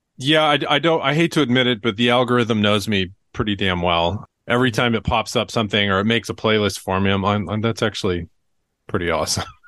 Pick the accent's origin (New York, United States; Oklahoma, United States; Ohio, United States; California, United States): Oklahoma, United States; Tulsa; growing up in Tulsa